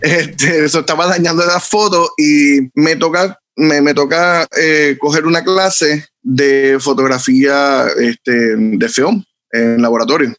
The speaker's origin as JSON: {"language": "Spanish", "town": "Bayamón", "country": "Puerto Rico", "tie": "born or raised there", "also_born_or_lived": "Ceiba", "said": "yo nací en Ceiba, pero sí, criado en Bayamón"}